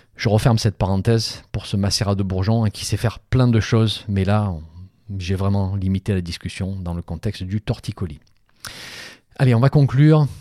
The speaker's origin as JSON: {"language": "French", "region": "Provence-Alpes-Côte d'Azur", "country": "France", "said": "chez moi en Provence"}